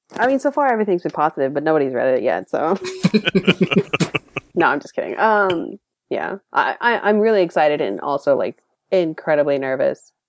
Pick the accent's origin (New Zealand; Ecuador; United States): United States; Dallas, Texas; now in San Jose, United States; I grew up in Dallas